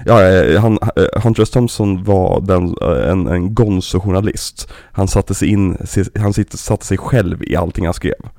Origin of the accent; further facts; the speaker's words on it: Sweden; vi svenskar